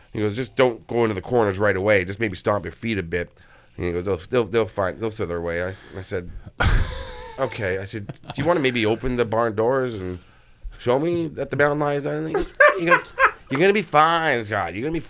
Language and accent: English; Toronto, Ontario, Canada; I'm from Toronto